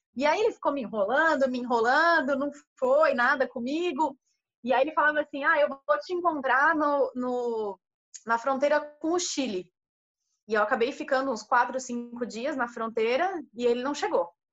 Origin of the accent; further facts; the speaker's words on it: Brazil; sou do Brasil, e que o pessoal já adora, né? No caso, é, sou brasileira